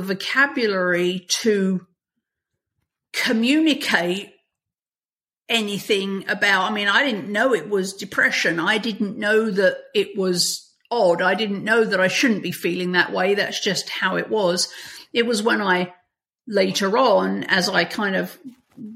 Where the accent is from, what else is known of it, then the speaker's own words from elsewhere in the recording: England, United Kingdom; moved away as an adult; now in United States; You can probably tell from my accent, I didn't grow up in America. So I grew up in England.